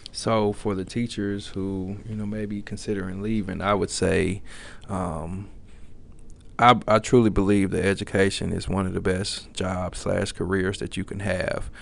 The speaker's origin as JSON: {"language": "English", "town": "Little Rock", "region": "Arkansas", "country": "United States", "tie": "born or raised there", "moved": "yes", "lives_now": "Fayetteville, United States", "said": "growing up in Little Rock, Arkansas, school I graduated from"}